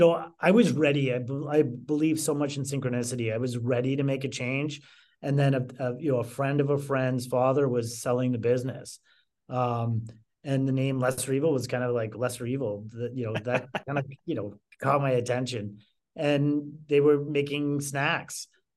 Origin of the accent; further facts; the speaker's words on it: Canada; moved away as an adult; now in Chicago, United States; I moved from Canada to Chicago.